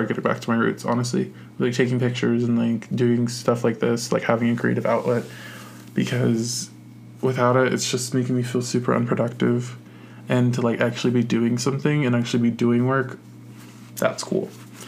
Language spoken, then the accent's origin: English; Virginia Beach, Virginia, United States; moved away; I'm from Virginia Beach originally.